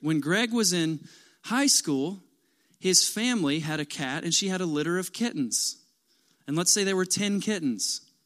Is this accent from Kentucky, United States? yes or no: yes; Kentucky, United States; I'm from Kentucky